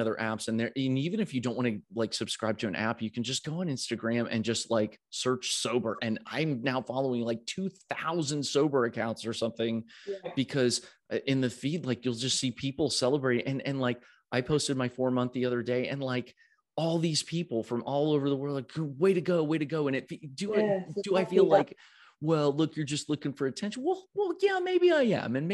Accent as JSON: {"language": "English", "country": "United States", "said": "as an American"}